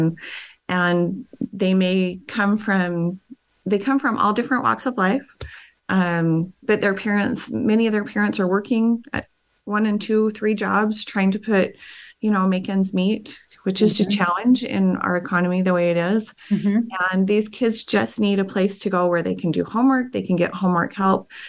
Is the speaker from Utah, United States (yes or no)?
yes; Ogden, Utah, United States; I was born and raised in Ogden. I grew up in Ogden Canyon